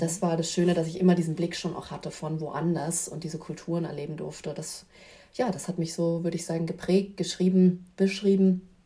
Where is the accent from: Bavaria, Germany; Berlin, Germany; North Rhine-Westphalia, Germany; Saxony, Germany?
Berlin, Germany; ich bin in Berlin groß geworden